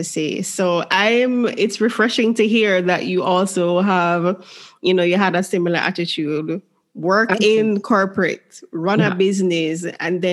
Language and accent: English; Jamaica; the environment that I grew up in, because as a Jamaican